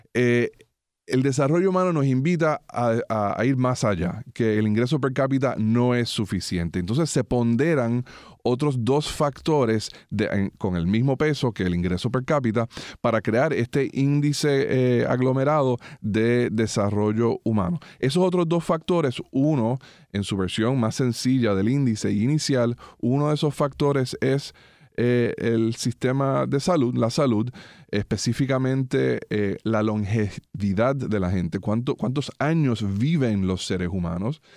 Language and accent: Spanish; Puerto Rico; nuestro país